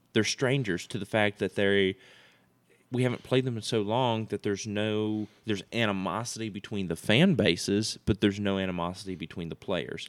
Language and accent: English; the South, United States; both of us growing up in the South, we were raised to hate Notre Dame